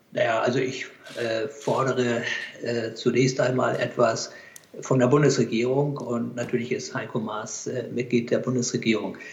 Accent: Hamburg, Germany; also born or lived in Pakistan; obwohl ich ein Hamburger Jung bin, ich bin ja in Hamburg geboren, das hören Sie vielleicht auch

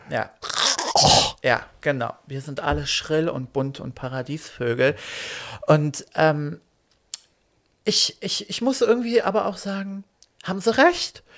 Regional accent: Berlin, Germany; German is a second language; also born or lived in Poland; ursprünglich geboren in Polen, zugezogen mit äh, vier Jahren nach Berlin

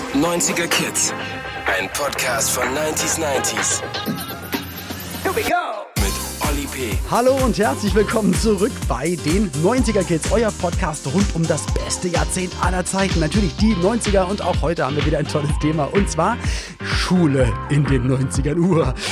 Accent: Berlin, Germany; komm aus Berlin-Spandau

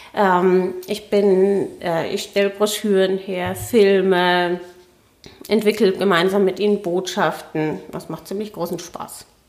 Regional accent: Franconia, Bavaria, Germany; moved away as an adult; now in Berlin, Germany; Ich bin Fränkin und ähm, ja, also exil Exilfränkin

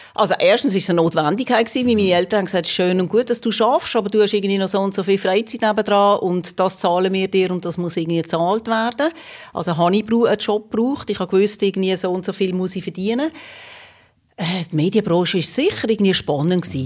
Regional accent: Magden, Aargau, Switzerland; moved away as an adult; also born or lived in Basel / Rome; Ich bin im Fricktal aufgewachsen, in Magde

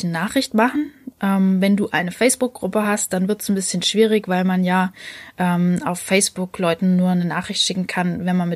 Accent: Leipzig, Saxony, Germany; Ich als Leipzigerin darf trotzdem mitmachen.

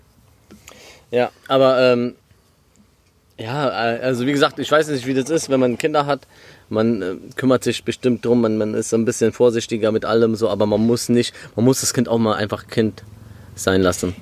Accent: Krombach, Germany; moved away; ich bin in Krombach aufgewachsen.

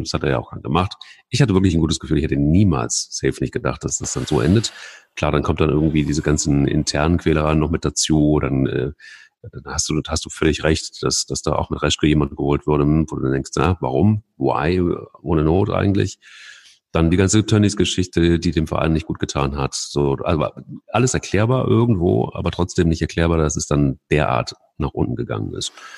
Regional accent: Cologne, North Rhine-Westphalia, Germany; als, als Kölner

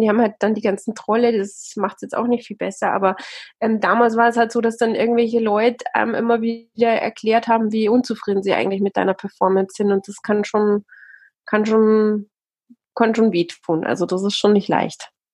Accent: Austria; accent: Austrian; moved away as an adult; also born or lived in South Africa; now in Bavaria, Germany; eigentlich bin ich Österreicherin, also meine Eltern sind beide Österreicher und dann haben sich die irgendwann mal getrennt und dann bin ich in, äh, in Österreich aufgewachsen

